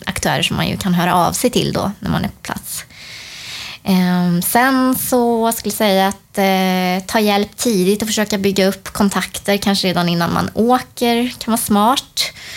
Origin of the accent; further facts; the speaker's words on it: Sweden; som svensk